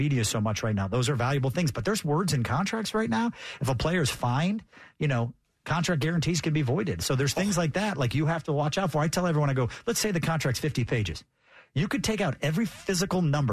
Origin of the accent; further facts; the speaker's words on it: Chicago, Illinois, United States; moved away; I was from Chicago originally